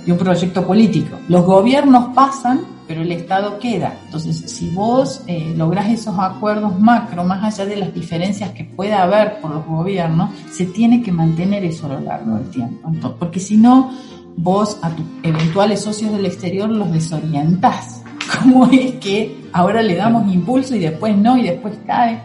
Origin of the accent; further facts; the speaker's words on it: Argentina; moved away as an adult; also born or lived in Germany; now in Weimar, Germany; Mis raíces están en Argentina y mis alas en Alemania.